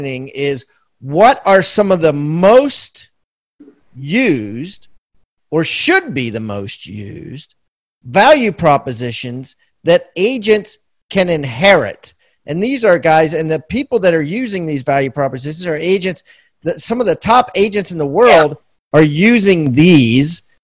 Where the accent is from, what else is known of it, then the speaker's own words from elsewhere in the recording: Washington, District of Columbia, United States; I was born in Georgetown Hospital.